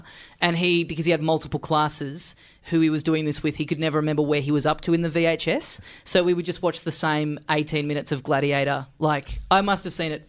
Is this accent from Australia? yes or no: yes; Melbourne, Victoria, Australia; I'm from Melbourne